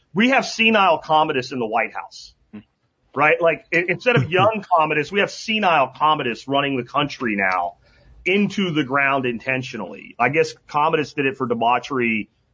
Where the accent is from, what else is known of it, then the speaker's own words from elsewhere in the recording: Pennsylvania, United States; moved away; where I grew up in Pennsylvania